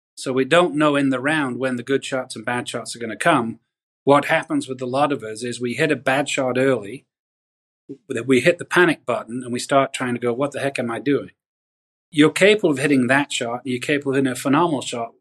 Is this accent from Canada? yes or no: no; the north of England, United Kingdom; moved away as an adult; also born or lived in Pinehurst, North Carolina; now in United States; I grew up in Northern England, moved to America